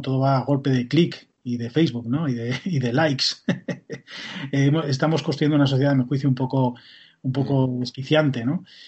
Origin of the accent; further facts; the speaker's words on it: Galicia, Spain; Como gallego que soy